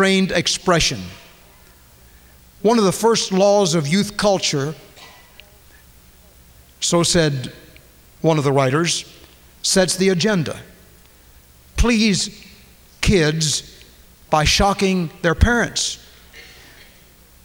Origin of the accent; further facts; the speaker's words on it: United States; I'm an American